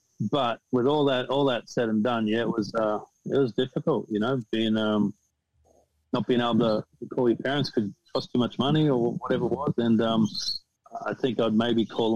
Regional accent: Australia; moved away as an adult; also born or lived in United States; growing up in Australia

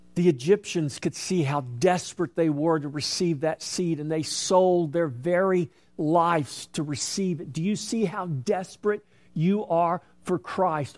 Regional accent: United States; as an American

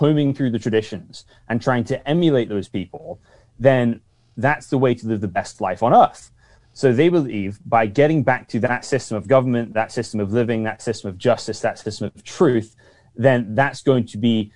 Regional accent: United Kingdom; now in Seattle, United States; I'm British.

